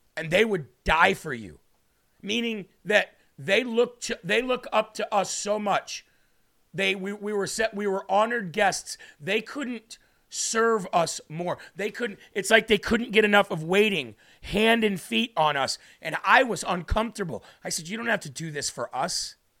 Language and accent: English; United States